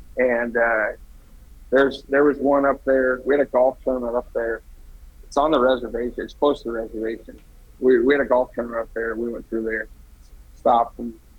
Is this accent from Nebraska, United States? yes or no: yes; Cozad, Nebraska, United States; So I lived in three different towns growing up, or while I was in school. And I think the biggest one was Cozad